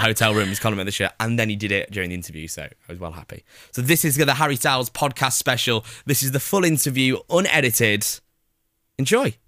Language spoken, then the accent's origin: English; Preston, North West England, United Kingdom; also born or lived in Cheshire; I'm from Preston, but my family all live in Cheshire